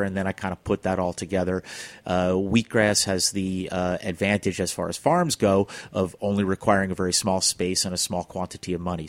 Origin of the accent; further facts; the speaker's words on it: New York City, New York, United States; also born or lived in California; I'm a city boy. I grew up in Flushing